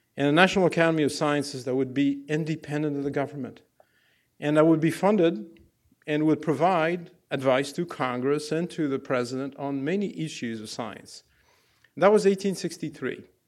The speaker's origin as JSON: {"language": "English", "country": "Algeria", "tie": "born or raised there", "second_language": "English", "moved": "as an adult", "lives_now": "United States", "said": "I grew up in Algeria in a no, no-name place."}